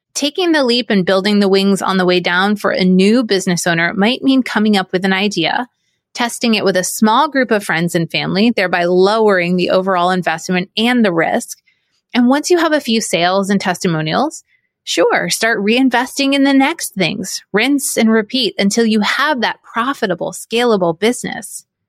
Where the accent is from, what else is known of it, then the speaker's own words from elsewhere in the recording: New England, United States; moved away as an adult; also born or lived in Syracuse, New York / Orlando, Florida; I grew up in New England